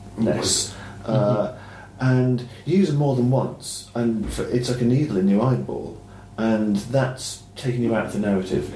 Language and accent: English; Ireland; also born or lived in Clonakilty; I'm the country kid. Um, but it's Ireland